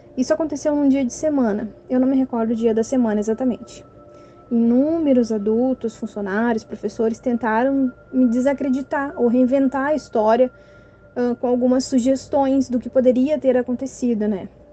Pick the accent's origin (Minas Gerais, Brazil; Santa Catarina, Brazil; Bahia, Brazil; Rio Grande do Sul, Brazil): Rio Grande do Sul, Brazil; Cachoeirinha; eu sou aqui da cidade de Cachoeirinha, região metropolitana de Porto Alegre, no estado do Rio Grande do Sul.